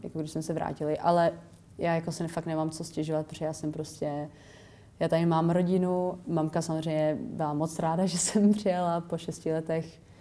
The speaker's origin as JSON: {"language": "Czech", "country": "Czechia", "also_born_or_lived": "England", "moved": "as an adult"}